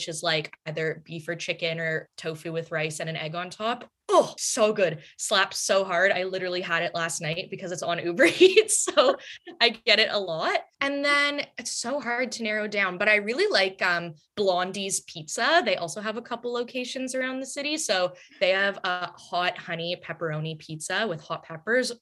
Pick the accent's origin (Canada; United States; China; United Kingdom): Canada; Toronto, Ontario; also born or lived in Montreal; born and raised in Toronto, Canada